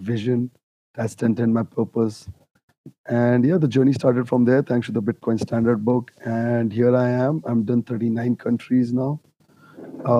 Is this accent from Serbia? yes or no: no; India; I come from India. We worship gold